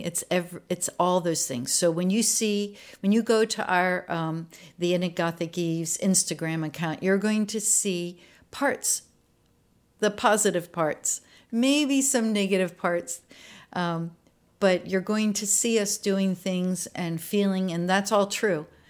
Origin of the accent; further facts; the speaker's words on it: Maryland, United States; moved away; I was born in Maryland, uh, just about twenty miles northeast of Baltimore. So I was out in a rural area